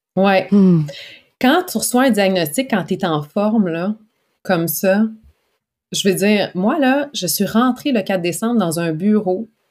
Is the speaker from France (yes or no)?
no; Quebec, Canada; en tant que bon Québécois